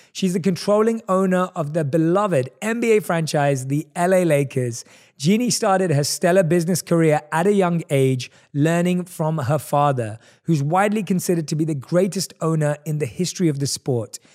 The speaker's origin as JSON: {"language": "English", "region": "London", "country": "United Kingdom", "tie": "born or raised there", "moved": "as an adult", "lives_now": "Los Angeles, United States", "said": "I was born and raised in London"}